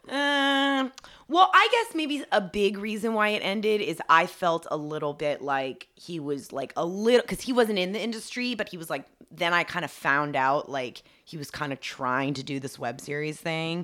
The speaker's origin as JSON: {"language": "English", "town": "Dunwoody", "region": "Georgia", "country": "United States", "tie": "born or raised there", "moved": "yes", "lives_now": "California, United States", "said": "I grew up in Atlanta, and I grew up in Dun-, it, it was actually Dunwoody, Georgia, so it was, like, the suburbs."}